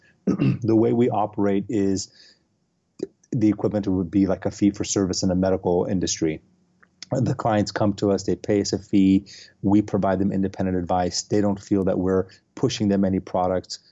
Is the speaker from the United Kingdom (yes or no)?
no; Los Angeles, California, United States; also born or lived in San Francisco; I am originally from Los Angeles. Uh, I grew up here.